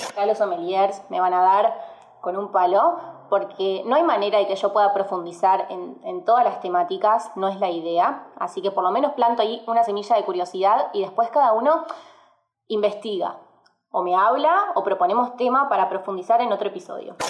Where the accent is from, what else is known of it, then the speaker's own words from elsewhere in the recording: Argentina; como argentinos